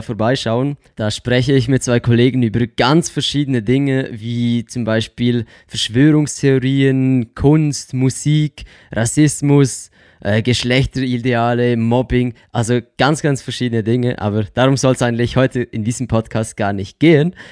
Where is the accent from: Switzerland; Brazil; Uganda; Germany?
Switzerland; accent: Swiss; first language Swiss German; komme aus der Schweiz, wie man wahrscheinlich auch unschwer an meinem komischen Akzent hören kann